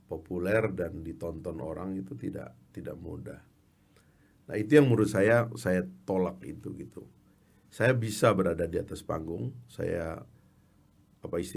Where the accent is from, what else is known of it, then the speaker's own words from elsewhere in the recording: Sumbawa, West Nusa Tenggara, Indonesia; born there; kan saya ini kan orang kampung, lahir di Sumbawa. Dari keluarga orang kampung, ibu saya ibu rumah tangga